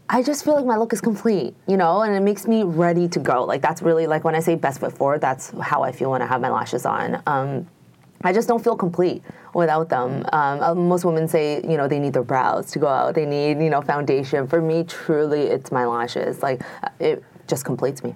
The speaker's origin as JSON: {"language": "English", "country": "Canada", "also_born_or_lived": "Toronto, Canada", "said": "I'm Canadian, very proud Canadian."}